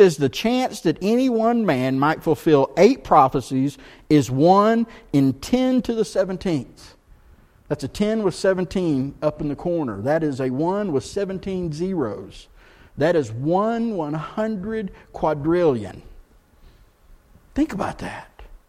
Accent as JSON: {"language": "English", "region": "Texas", "country": "United States", "moved": "yes", "lives_now": "Blowing Rock, United States", "said": "I'm from Texas, and so when people back home, where do you live? I live in Blowing Rock. They don't know. So you know what I say? I live in Blowing Rock, which is near Boone."}